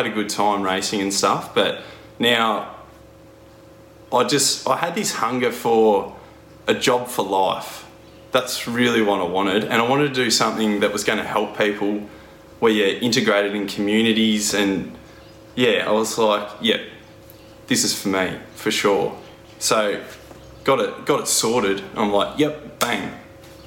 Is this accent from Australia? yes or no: yes; Horsham, Victoria, Australia; born and bred in the Wimmera, which is Horsham in country Victoria